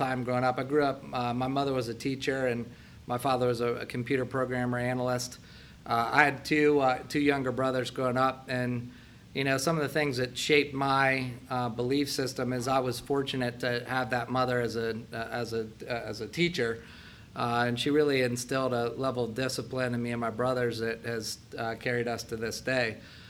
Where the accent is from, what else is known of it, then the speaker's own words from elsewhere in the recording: Dublin, Ohio, United States; also born or lived in Columbus, Ohio; I'm actually from Columbus. Grew up here in Dublin, Ohio, born and raised, and actually went to Dublin High School